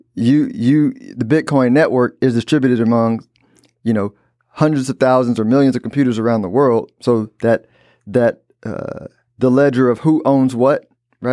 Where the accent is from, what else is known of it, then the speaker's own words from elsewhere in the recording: United States; I'm an American